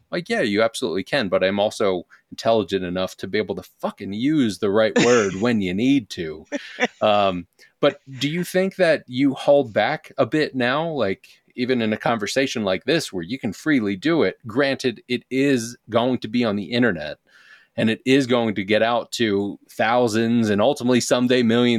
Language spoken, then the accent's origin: English; Philadelphia, Pennsylvania, United States; I'm originally from Philadelphia. And I would blame the Northeast.